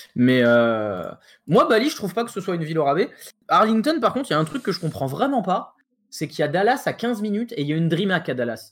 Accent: France; on est français

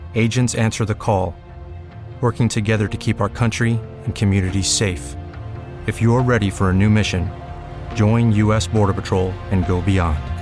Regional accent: Philadelphia, Pennsylvania, United States; now in Los Angeles, United States; growing up in Philly called Primos

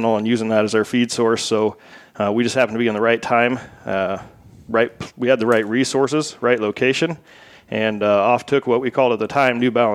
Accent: Southwest Iowa, United States; from Southwest Iowa

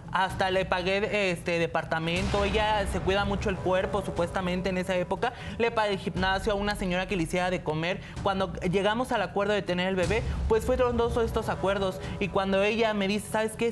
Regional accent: Tlaxcala, Mexico; moved away as an adult; now in Mexico City, Mexico; Yo me vine de Tlaxcala porque mi abuelo siempre me discriminó de alguna u otra manera

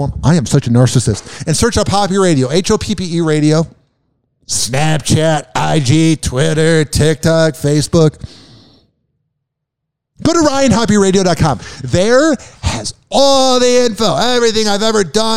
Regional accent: Chicago, Illinois, United States; I'm from Chicago

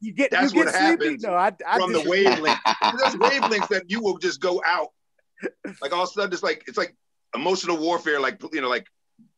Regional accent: Chicago, Illinois, United States; moved away; as a kid, I grew up like 82nd and like King Drive down that way.

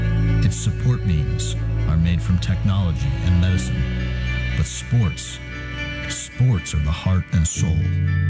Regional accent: Pittsburgh, Pennsylvania, United States; I'm from Pittsburgh

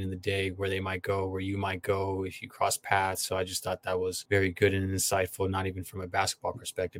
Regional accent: San Jose, California, United States; I'm from San Jose, California.

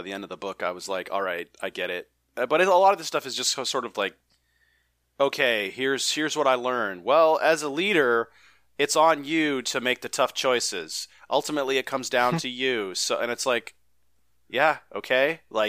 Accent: Bronx, New York, United States; also born or lived in Brentwood; It's like I grew up in the Bronx, and we moved out of the Bronx when there was a shooting in the tenement houses that we were in, and we moved to Brentwood, Long Island, and Brentwood, Long Island was better.

